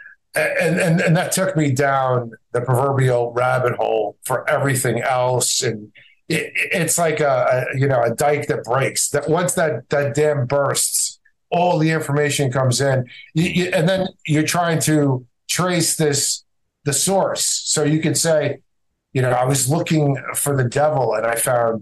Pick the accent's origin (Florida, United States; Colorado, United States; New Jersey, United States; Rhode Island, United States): New Jersey, United States; also born or lived in Egypt; And I grew up in North Jersey in the shadow of the George Washington Bridge outside of New York City